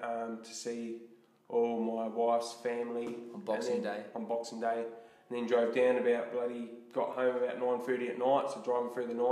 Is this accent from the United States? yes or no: no; New Zealand; moved away; We grew up in New Zealand